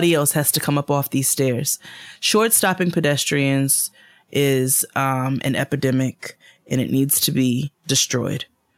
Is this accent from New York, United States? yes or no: yes; New York, United States; As a New Yorker who strives to live in peace and solitude with my headphones on every day